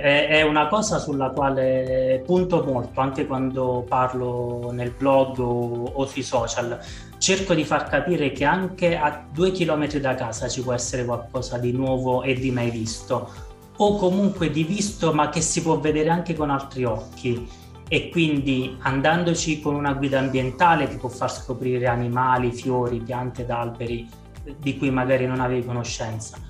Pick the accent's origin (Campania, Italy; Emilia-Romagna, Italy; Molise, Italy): Molise, Italy; sono molisano, nato in Molise, vivo in Molise